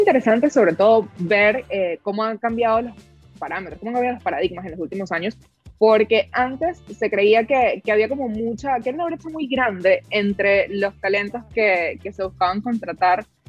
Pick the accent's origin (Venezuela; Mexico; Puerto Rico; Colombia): Venezuela; soy de Venezuela